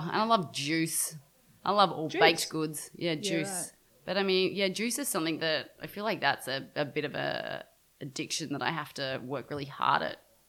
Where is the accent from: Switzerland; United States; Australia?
Australia; Brisbane, Queensland; I grew up in Brisbane, as I mentioned earlier, and most of my extended family is in Sydney